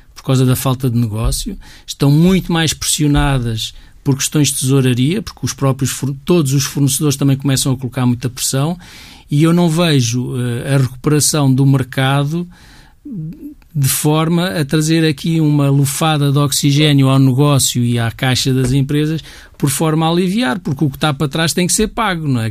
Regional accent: Portugal; todos nós somos portugueses, todos nós temos um bocadinho este ADN

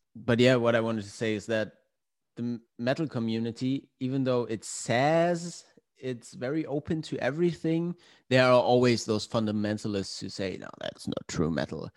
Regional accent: Glücksburg, Schleswig-Holstein, Germany; moved away as an adult; also born or lived in Hamburg; my hometown. It's a small town called Glücksburg um, at the Danish border.

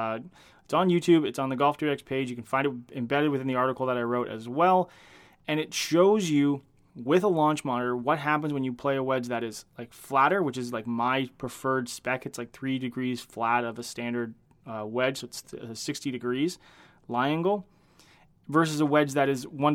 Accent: Canada; I am Canadian

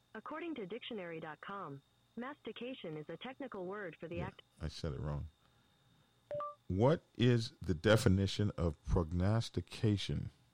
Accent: Oklahoma, United States; now in Georgia, United States; I'm from Oklahoma

